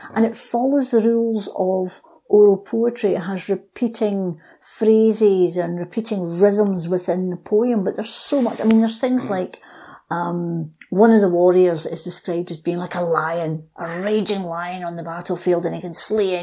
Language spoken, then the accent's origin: English; United Kingdom; being British